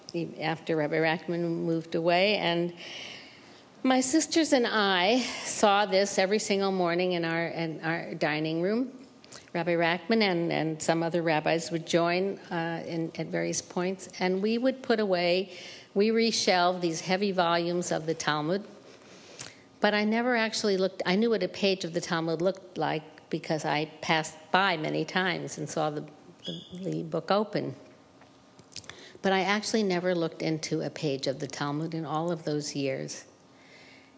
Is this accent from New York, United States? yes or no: yes; New York, United States; also born or lived in Seattle, Washington; I was born in Seattle, Washington, and my parents moved from Seattle to New York when my older sister graduated public school